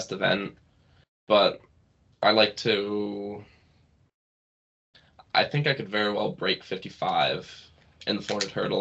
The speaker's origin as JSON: {"language": "English", "town": "Presque Isle", "region": "Maine", "country": "United States", "tie": "born or raised there", "said": "I was born here in the county, and I'm from Maine. I was molded by Maine"}